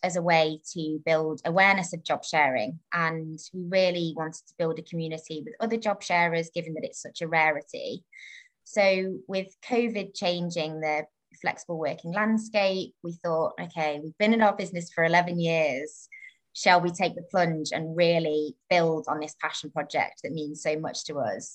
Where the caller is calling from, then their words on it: Harrow, London, United Kingdom; I'm calling from Harrow, um, Harrow in the UK